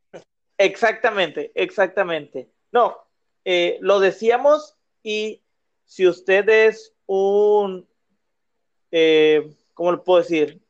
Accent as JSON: {"language": "Spanish", "town": "Monterrey", "region": "Nuevo León", "country": "Mexico"}